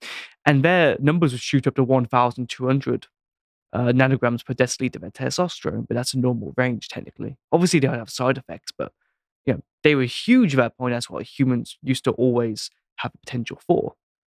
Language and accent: English; United Kingdom; I'm British.